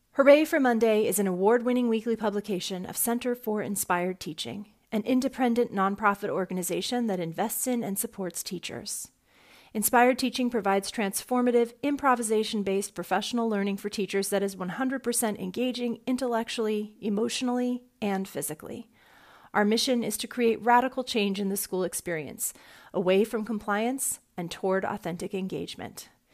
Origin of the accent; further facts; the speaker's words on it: California, United States; now in Virginia, United States; the story I grew up with in California in the 80s